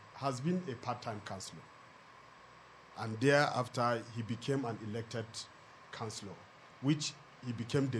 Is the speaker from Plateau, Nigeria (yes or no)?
yes; Zawan, Plateau, Nigeria; I am from Zawan